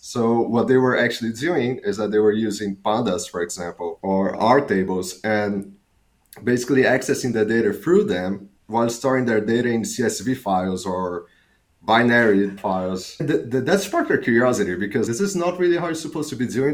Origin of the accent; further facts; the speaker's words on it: Fortaleza, Ceará, Brazil; moved away as an adult; also born or lived in south of Brazil; now in Amsterdam, Netherlands; I'm Brazilian. I was born in Brazil. I lived my whole life in Brazil. I did my undergrads in computer science in Fortaleza, which is the city that I was born